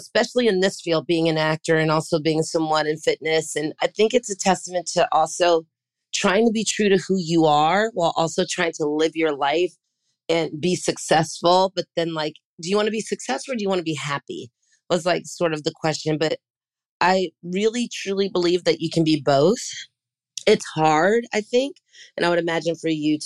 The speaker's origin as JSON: {"language": "English", "town": "San Francisco", "region": "California", "country": "United States", "said": "I'm from San Francisco"}